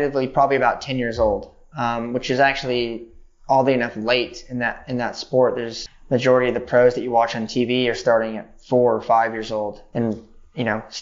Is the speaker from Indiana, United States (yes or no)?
no; Beaumont, California, United States; moved away; also born or lived in Redlands, California; I grew up with my dad in Beaumont, which is really the best way of describing it is it's a truck stop town on the way to Coachella.